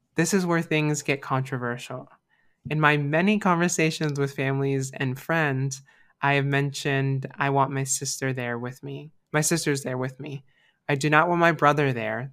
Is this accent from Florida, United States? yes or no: yes; Florida, United States; Florida. So this is my home state